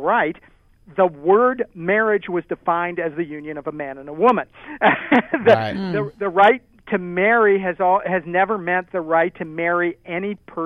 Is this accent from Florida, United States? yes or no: no; Maryland, United States; Maryland, which is my home state